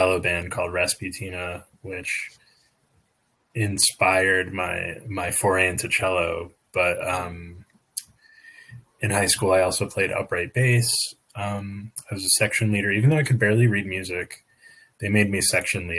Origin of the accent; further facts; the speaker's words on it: New York, United States; moved away as an adult; also born or lived in Oregon; I grew up in New York, but I spent a couple of, not even 2 years in Oregon